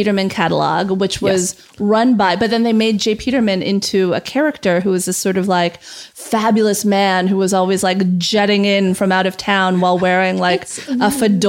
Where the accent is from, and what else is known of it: California, United States; born or raised there